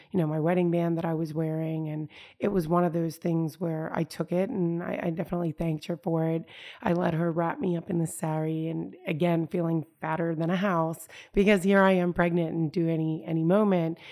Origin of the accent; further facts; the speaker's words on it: United States; as an American